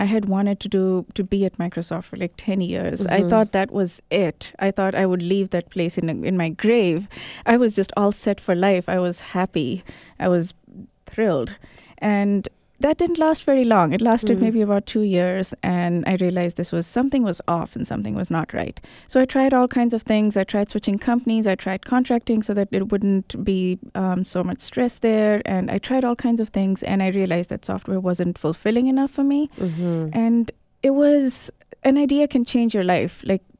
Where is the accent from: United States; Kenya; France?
Kenya; also born or lived in India / Botswana; I was born in India, but I was 6 months when I went to Africa. So I grew up in Kenya and Botswana, and I completed my high school there.